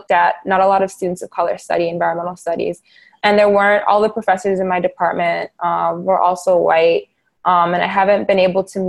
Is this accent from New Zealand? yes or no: no; Dakar, Senegal; moved away; my experiences as a child, also growing up in Dakar